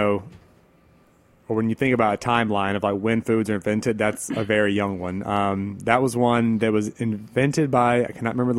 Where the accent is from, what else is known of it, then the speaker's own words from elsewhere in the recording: the South, United States; what we have growing up in the South